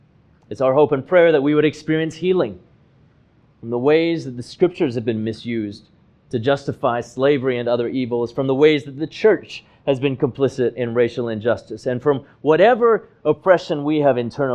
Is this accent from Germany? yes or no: no; Hong Kong; moved away as an adult; now in United States; race mattered was when I arrived in the United States in 2006 at the age of 23. See, I was born and I grew up in Hong Kong, where the population is over 90% Han Chinese.